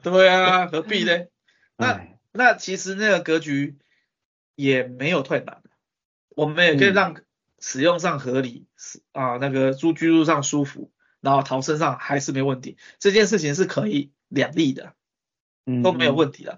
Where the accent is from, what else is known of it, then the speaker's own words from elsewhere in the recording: Taiwan; 我们台湾人民贡献给世界了